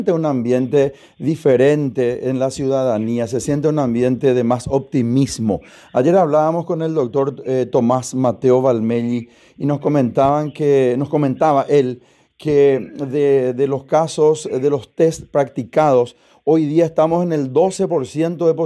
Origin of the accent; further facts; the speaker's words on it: Asunción, Paraguay; yo particularmente soy de Asunción, mi esposa, mis hijos, todos, ¿verdad? Y votamos en Asunción